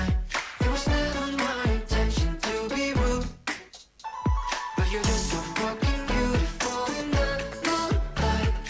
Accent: Sichuan, China; 我们川妹子怎么能不吃辣呢？

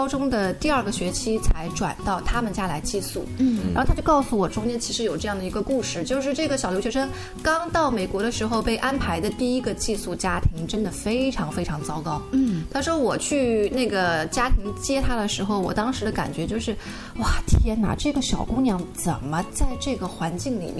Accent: China; now in United States; 因为我们也是中国人嘛

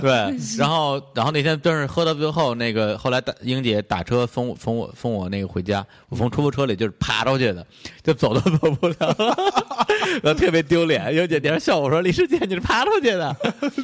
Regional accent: Beijing, China; 因为我们正好在北京长大嘛

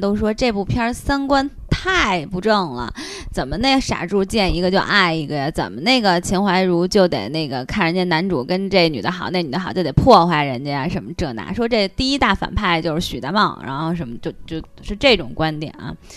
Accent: Beijing, China; 我和王婶儿也都是四合院儿里长大的孩子

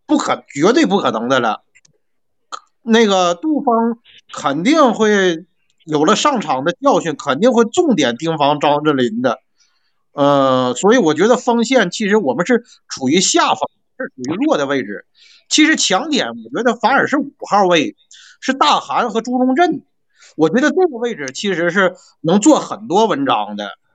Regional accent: Northeast China, China; accent: Northeastern (Dongbei); 我是辽宁的球迷，我估计你也听得我东北的口音了

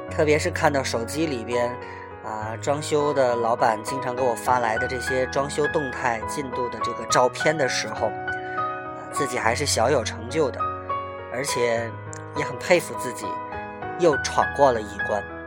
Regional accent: Tianjin, China; 我是从小就生在这里，长在这里

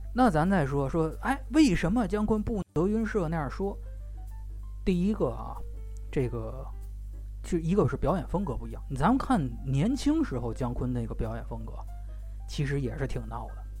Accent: China; 中国人最爱办晚会

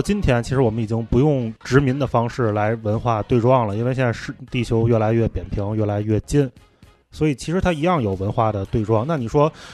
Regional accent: Tianjin, China; 我们天津人专治各种不服

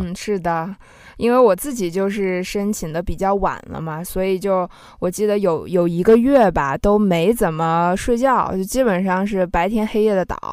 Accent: Xinjiang, China; 因为我自己也是来自少数民族地区嗯。啊，我是新疆的嘛

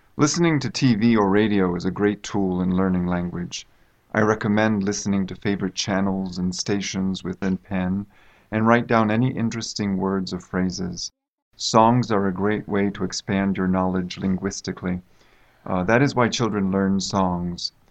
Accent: United States; now in China; I come from the United States

